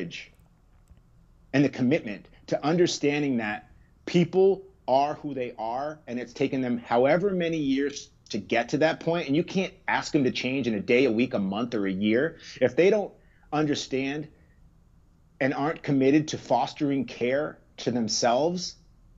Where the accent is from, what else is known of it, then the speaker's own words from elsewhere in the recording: Harwich, Massachusetts, United States; also born or lived in Brooklyn; So we're from Cape Cod. We're from Harwich. I spent most of my first 11 years in Harwich